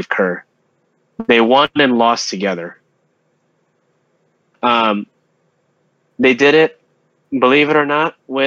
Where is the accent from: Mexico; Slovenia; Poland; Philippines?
Philippines; moved away; our home country, the Philippines, for our listeners, we are Filipino